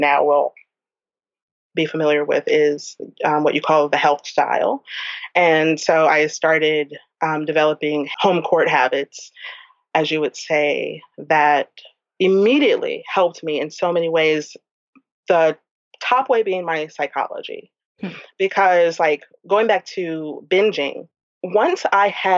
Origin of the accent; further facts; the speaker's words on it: New Orleans, Louisiana, United States; I'm from New Orleans